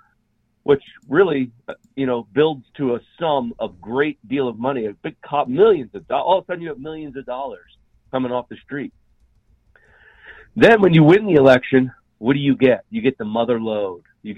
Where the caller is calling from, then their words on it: Utah, United States; I'm calling from Utah.